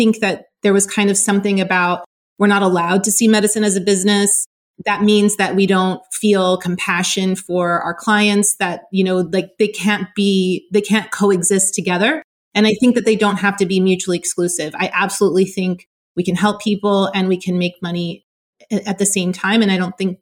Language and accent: English; Southern California, United States; I grew up in California, in Southern California